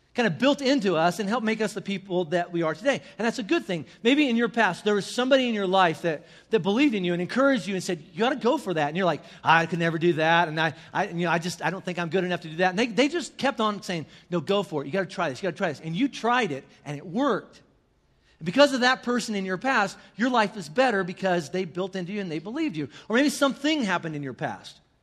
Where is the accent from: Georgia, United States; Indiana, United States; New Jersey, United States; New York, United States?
Indiana, United States; northern; in my hometown in northern Indiana